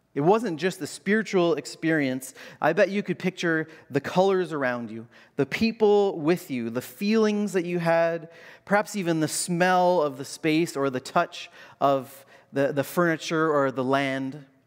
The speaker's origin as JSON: {"language": "English", "country": "Canada"}